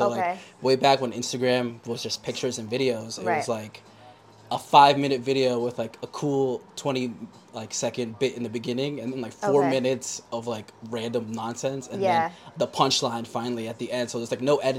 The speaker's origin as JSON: {"language": "English", "town": "Yonkers", "region": "New York", "country": "United States", "tie": "born or raised there", "also_born_or_lived": "Baltimore", "moved": "as an adult", "said": "I was born in Yonkers, New York. Okay. And that's where I'm living currently."}